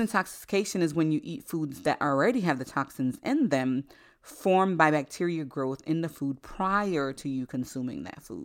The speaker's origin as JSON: {"language": "English", "region": "Florida", "country": "United States", "tie": "born or raised there", "also_born_or_lived": "Haiti", "said": "I spent the first seven years of my life in Haiti"}